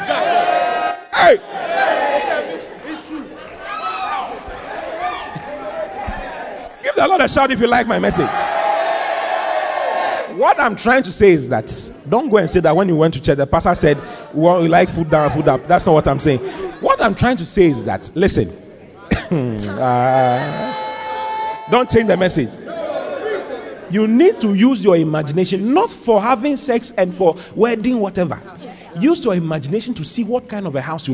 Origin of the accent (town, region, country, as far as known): Ghana